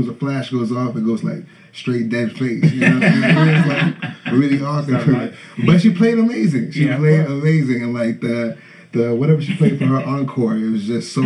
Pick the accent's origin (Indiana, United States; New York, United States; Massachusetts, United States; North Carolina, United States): Massachusetts, United States; Boston; I'm from Boston